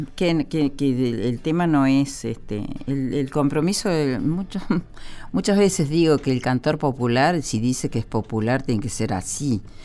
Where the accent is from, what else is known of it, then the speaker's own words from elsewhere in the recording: Villa Tulumba, Córdoba, Argentina; now in Buenos Aires, Argentina; Volví donde nací, en Tulumba, la de Departamento Tulumba